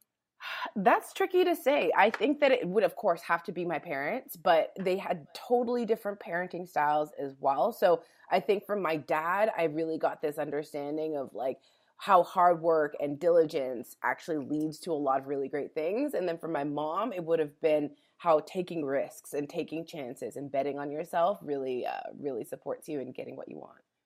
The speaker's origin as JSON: {"language": "English", "town": "Calgary", "region": "Alberta", "country": "Canada", "tie": "born or raised there", "also_born_or_lived": "California", "moved": "as an adult", "said": "I was born and raised in Calgary, Alberta"}